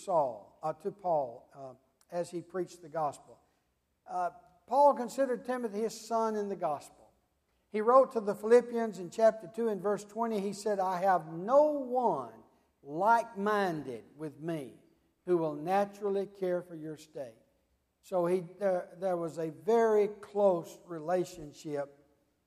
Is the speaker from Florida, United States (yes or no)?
yes; Tallahassee, Florida, United States; my hometown, Tallahassee